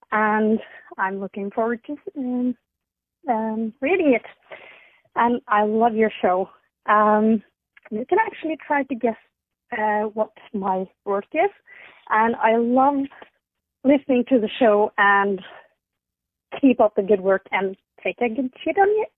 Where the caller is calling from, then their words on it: Norway; I'm calling from Norway.